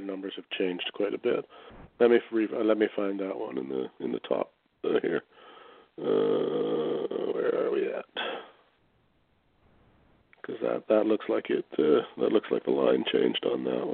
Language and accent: English; Michigan, United States; I'm from Michigan